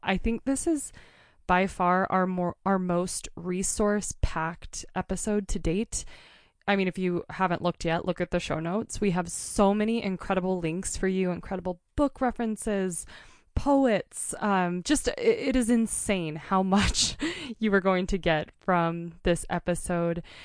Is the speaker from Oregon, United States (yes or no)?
yes; Portland, Oregon, United States; now in Montana, United States; I'm from Portland area.